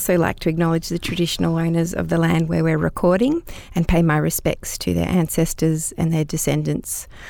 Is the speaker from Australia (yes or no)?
yes; Brisbane, Queensland, Australia; I'm a non-Indigenous woman born and raised on Jagera and Turrbal country.